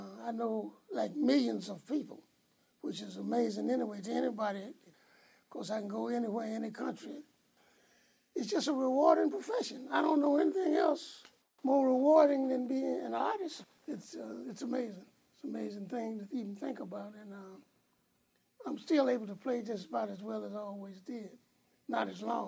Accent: Badin, North Carolina, United States; my hometown, Baden, North Carolina, where I went to school

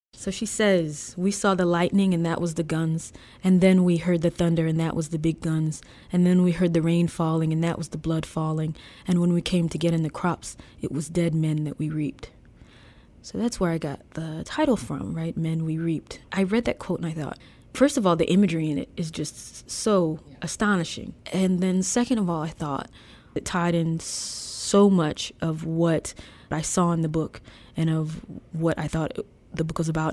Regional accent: DeLisle, Mississippi, United States; moved away as an adult; I live in my hometown now, I decided to move back.

